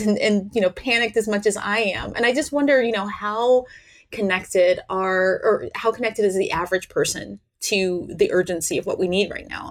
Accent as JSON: {"language": "English", "region": "Tennessee", "country": "United States", "moved": "yes", "lives_now": "West Coast, United States", "said": "I was from Tennessee"}